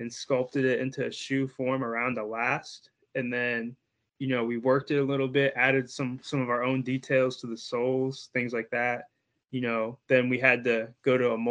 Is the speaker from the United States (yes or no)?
yes; Bloomington, Indiana, United States; I'm from Bloomington, Indiana